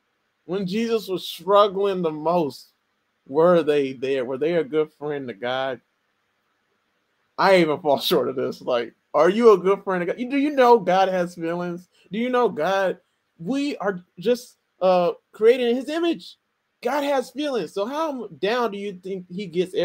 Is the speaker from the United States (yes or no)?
yes; United States; I'm an American, I represent America